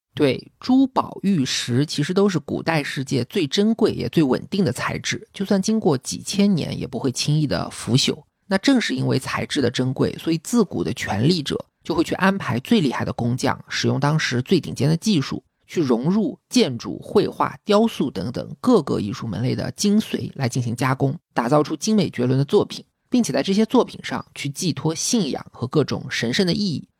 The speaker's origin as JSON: {"language": "Chinese", "country": "China", "said": "就像我们中国人一看到梅兰竹菊就知道代表君子"}